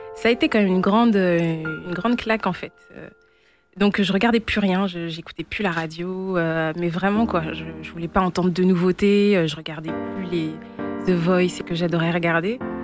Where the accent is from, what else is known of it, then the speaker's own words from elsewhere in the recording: Reims, Grand Est, France; also born or lived in Benin / Togo; Je suis née euh, à Reims. J'ai fait mes études à Reims et puis je vis à Reims